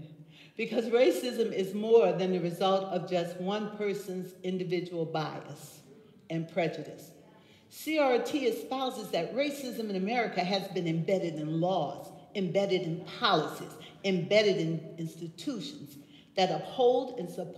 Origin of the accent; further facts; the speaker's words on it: New Orleans, Louisiana, United States; moved away; I grew up in the South